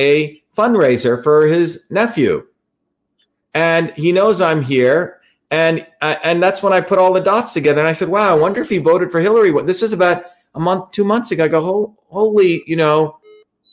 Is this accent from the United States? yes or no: no; India; moved away; I grew up in India